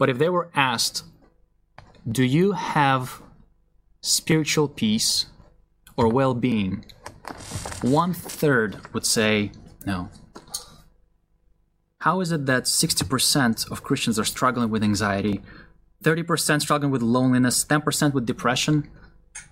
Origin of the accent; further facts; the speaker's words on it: Israel; I grew up in a Russian Jewish family. My parents believed in Jesus when I was still a young boy. So even though we were raised in Israel